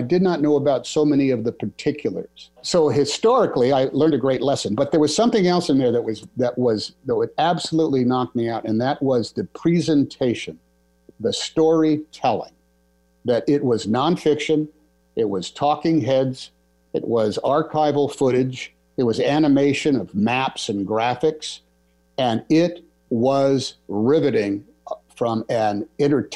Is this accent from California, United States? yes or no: yes; Oakland, California, United States; I grew up in Oakland, California